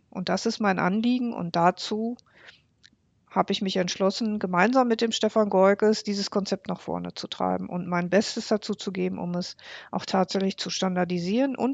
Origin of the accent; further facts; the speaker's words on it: Bocholt, North Rhine-Westphalia, Germany; wie zum Beispiel meine Heimatstadt Bocholt. Meine Heimatstadt Bocholt hat 71.113 Einwohner.